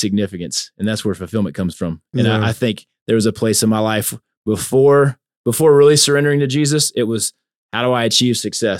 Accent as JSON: {"language": "English", "region": "Louisiana", "country": "United States", "said": "So I'm Cajun, man. I got that Cajun."}